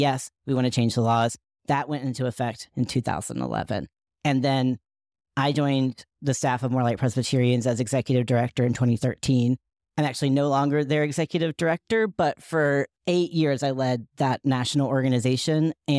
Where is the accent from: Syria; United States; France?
United States; Asheville, North Carolina; many of the folks who surrounded me in my hometown of Asheville, North Carolina, believed in a straight white Jesus